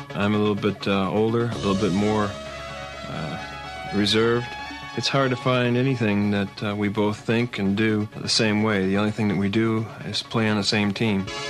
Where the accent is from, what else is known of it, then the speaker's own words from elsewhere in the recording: Buffalo, New York, United States; we're all three of us we're from Buffalo.